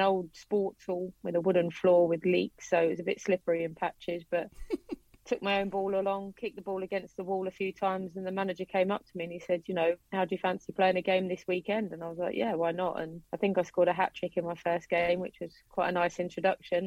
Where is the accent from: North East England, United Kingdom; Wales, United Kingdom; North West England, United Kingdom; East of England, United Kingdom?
East of England, United Kingdom; Watford; also born or lived in Harrow; I was born in Harrow, but I grew up in and around Watford